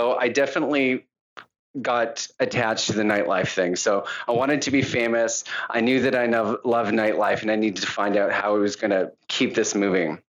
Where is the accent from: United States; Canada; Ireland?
Canada; Calgary, Alberta; And growing up in Calgary, I was always different. I was soft.